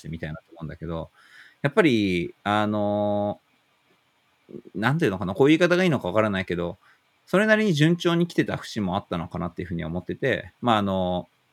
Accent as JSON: {"language": "Japanese", "region": "Tokyo", "country": "Japan", "tie": "born or raised there", "said": "自分が住んでる東京、なんか生まれたとこの東京"}